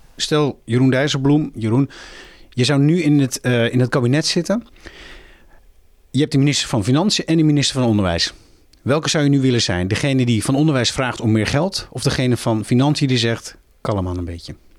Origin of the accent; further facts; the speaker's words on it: Muiderberg, North Holland, Netherlands; In mijn geboortedorp, Muidenberg